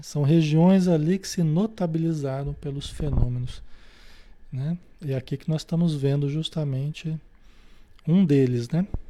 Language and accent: Portuguese; Marília, São Paulo, Brazil; Eu mesmo venho de uma cidade, eu nasci em Marília, em São Paulo, no interior de São Paulo